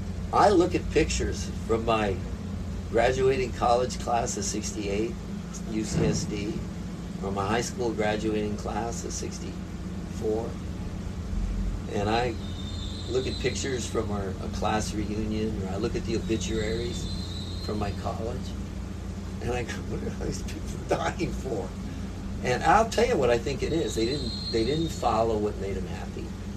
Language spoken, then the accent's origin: English; Hawaii, United States; with that great group of guys growing up on the Big Island fishing and the camaraderie